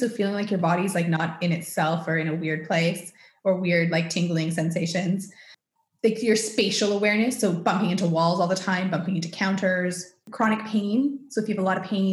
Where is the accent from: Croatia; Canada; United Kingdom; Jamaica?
Canada; I'm Canadian.